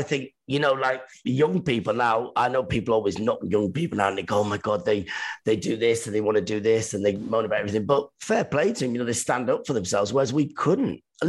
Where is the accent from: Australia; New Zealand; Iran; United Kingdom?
Iran; moved away; even when we came from Iran, it was very Iranian because my dad was always away, whatever, doing stuff.